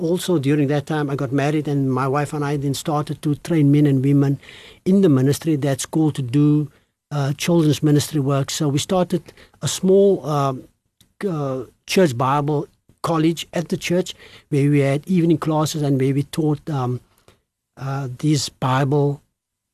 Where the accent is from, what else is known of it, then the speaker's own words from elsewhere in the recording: Cape Town, Western Cape, South Africa; growing up in the Cape Flats